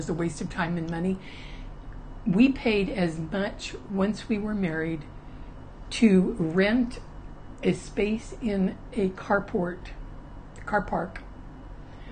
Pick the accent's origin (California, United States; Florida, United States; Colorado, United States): California, United States; Sacramento; moved away as an adult; I grew up in Sacramento, which is not Southern California, but that's where I grew up